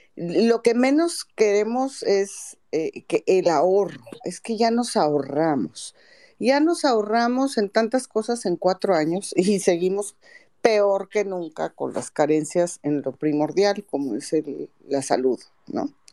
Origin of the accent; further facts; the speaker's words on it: Mexico; como mexicanos